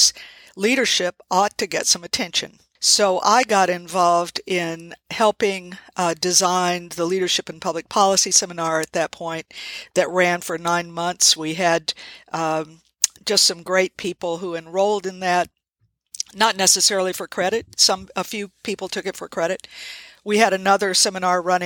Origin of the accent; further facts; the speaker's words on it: Georgia, United States; moved away as an adult; also born or lived in Charleston, South Carolina / Tennessee / Maryland / Madison, Wisconsin; now in Twin Cities, United States; I'm a native of Charleston, South Carolina. I grew up in Georgia